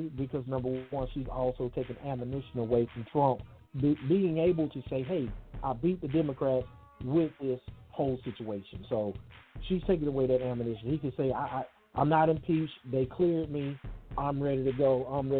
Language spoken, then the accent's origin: English; Columbus, Mississippi, United States; moved away; my hometown of Columbus, Mississippi